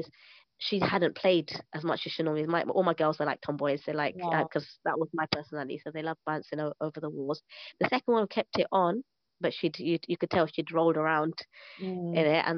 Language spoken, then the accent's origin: English; London, United Kingdom; moved away as an adult; now in Syria; I'm from East London.